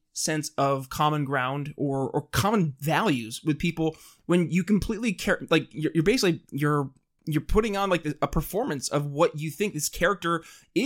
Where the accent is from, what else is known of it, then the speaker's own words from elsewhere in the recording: Thousand Islands area, upstate New York, United States; I'm actually from the country, but more upstate New York area